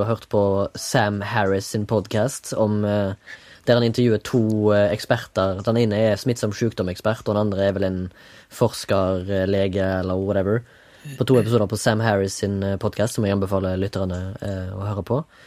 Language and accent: Norwegian; Haugesund, Rogaland, Norway; now in Oslo, Norway; fra Haugesund. Sitter på Majorstua